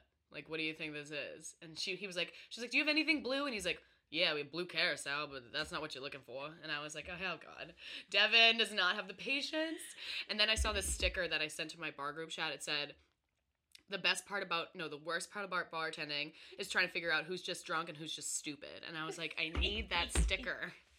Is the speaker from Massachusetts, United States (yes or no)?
yes; Georgetown, Massachusetts, United States; also born or lived in Salem, Massachusetts; And the third guess, they got Georgetown. I was like, yeah, that's where I grew up.